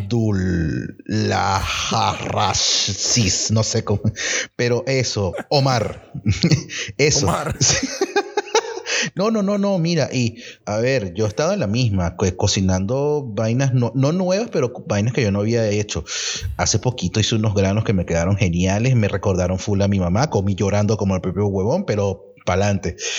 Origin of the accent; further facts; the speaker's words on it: Venezuela; moved away; venimos de Venezuela